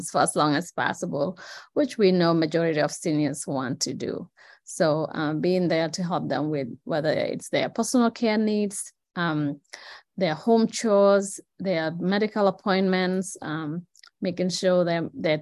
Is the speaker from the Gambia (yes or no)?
yes; Gambia; now in Madison, United States; I'm from the Gambia, that's in West Africa